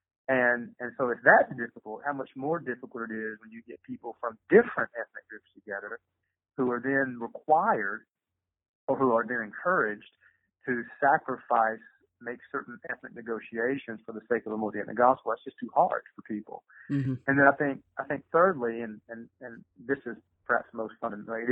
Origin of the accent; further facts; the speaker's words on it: Eastern Kentucky, United States; now in Louisville, United States; I grew up in Eastern Kentucky, a very racist part of Eastern Kentucky. And in my little town, there were not a lot of minorities there.